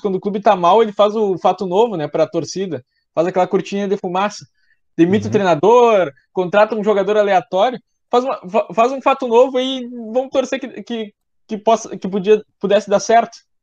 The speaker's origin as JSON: {"language": "Portuguese", "region": "Rio Grande do Sul", "country": "Brazil", "said": "Como eu sou gaúcho"}